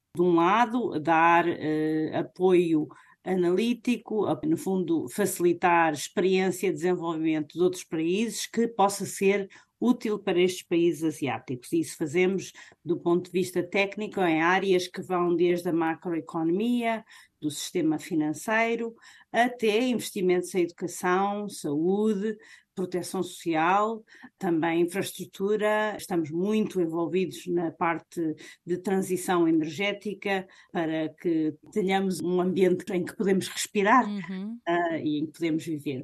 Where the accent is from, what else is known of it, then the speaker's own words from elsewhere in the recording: Portugal; moved away as an adult; estudámos em Portugal, crescemos em Portugal